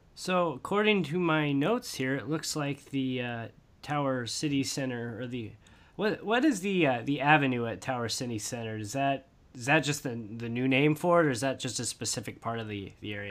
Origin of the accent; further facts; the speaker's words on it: Indianapolis, Indiana, United States; was born and raised in Indianapolis